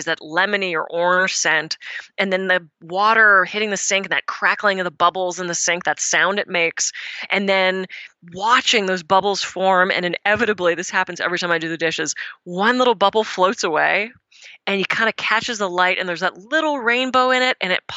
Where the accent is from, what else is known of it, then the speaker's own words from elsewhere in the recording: Pittsburgh, Pennsylvania, United States; moved away; I'm from the East Coast. I'm from Pittsburgh originally.